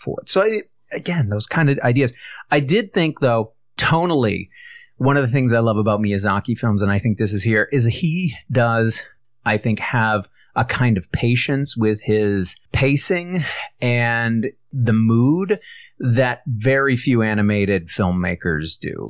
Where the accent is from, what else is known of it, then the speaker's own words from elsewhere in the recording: United States; as an American